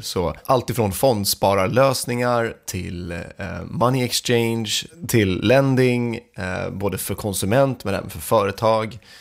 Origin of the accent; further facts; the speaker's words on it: Sweden; vi som svenskar